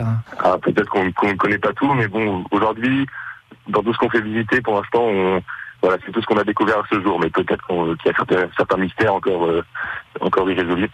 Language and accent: French; Bellou, Normandy, France; je suis né, euh, donc, euh, j'ai grandi à Bellou